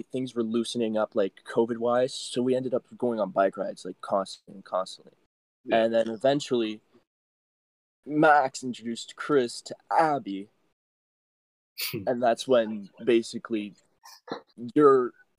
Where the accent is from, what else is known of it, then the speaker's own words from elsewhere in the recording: Brampton, Ontario, Canada; I'm from Brampton.